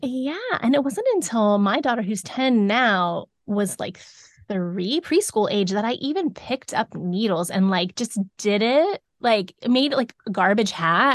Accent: South Florida, United States; moved away as an adult; now in Davidson, United States; we grew up in South Florida

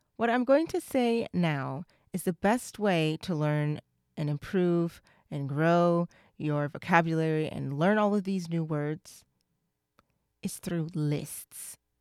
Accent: United States; I'm from the U S

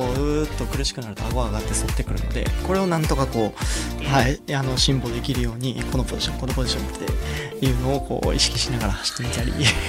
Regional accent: Kansai, Japan; 僕関西出身なのでそれこそやっぱ関東の人間じゃないから

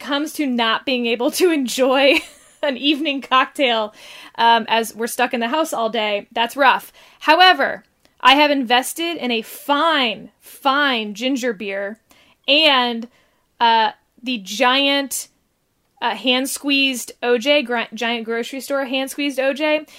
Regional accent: Texas, United States; as a Texan

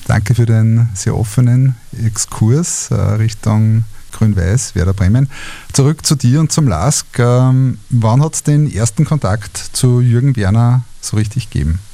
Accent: Linz, Upper Austria, Austria; meiner Heimatstadt

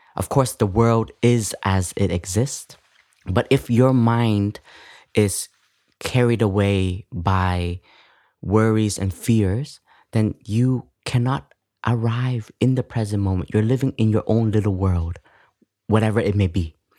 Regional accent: Canada; moved away; I grew up in Canada

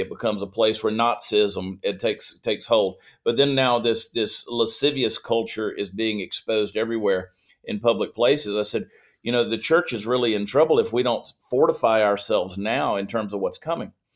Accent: Augusta, Georgia, United States; moved away as an adult; also born or lived in New Jersey / Columbia, South Carolina; I was born in New Jersey, but I only lived there about four months of my life, and then they mm. moved to Augusta, Georgia, which was my mother's hometown. My father was a South Carolinian, my mother was a Georgian, and she won out. So uh, grew up in Georgia

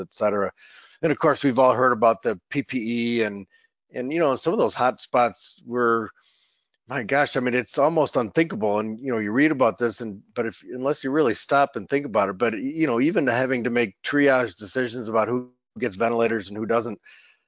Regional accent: Michigan, United States; my home state of Michigan

